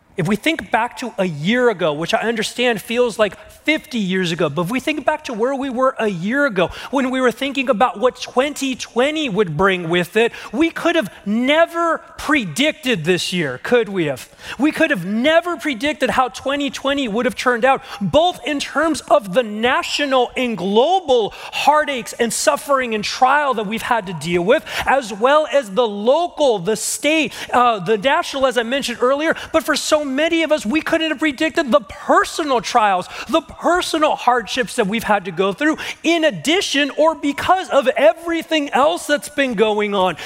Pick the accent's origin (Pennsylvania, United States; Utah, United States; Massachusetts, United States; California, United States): California, United States; Southern; I'm from SoCal in the valley